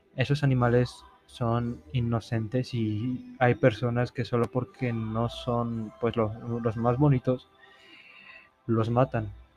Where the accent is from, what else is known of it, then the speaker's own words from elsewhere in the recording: Poza Rica, Veracruz, Mexico; now in Puebla, Mexico; Soy de Poza Rica, Veracruz, y estudio en Puebla